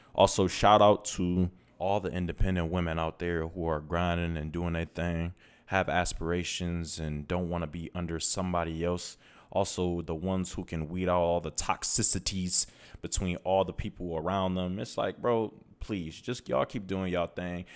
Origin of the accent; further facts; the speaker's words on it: Toledo, Ohio, United States; moved away as an adult; also born or lived in Los Angeles, California; now in Phoenix, United States; I am from Toledo, Ohio, and I am currently in Phoenix, Arizona.